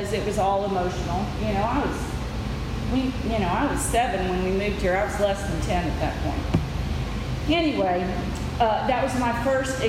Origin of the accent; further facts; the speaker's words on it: West Tennessee, United States; also born or lived in the North (US); In 1969, we moved to Tennessee, to West Tennessee